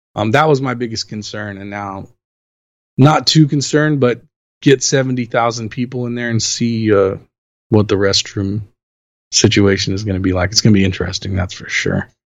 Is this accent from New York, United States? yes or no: no; Los Angeles, California, United States; I'm born and raised in Los Angeles. I've lived here since 1978 when I was born